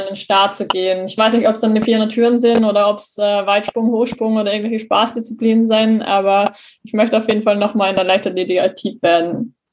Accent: Graz, Styria, Austria; also born or lived in Hamburg; in meiner Heimatstadt in Graz in Österreich

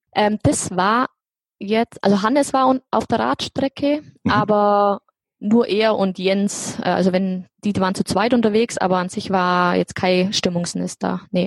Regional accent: Allgäu, Bavaria, Germany; Ich komme aus dem Allgäu. In, ich wohne in Kempten, direkt in der Stadt.

